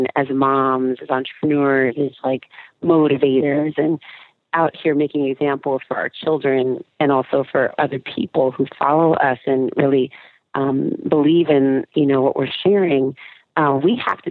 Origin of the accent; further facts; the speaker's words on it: California, United States; moved away; I'm from California